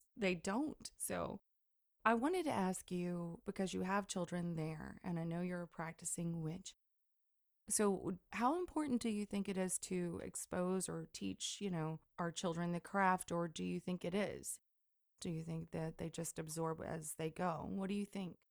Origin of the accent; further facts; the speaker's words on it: Deep South, United States; growing up in the Deep South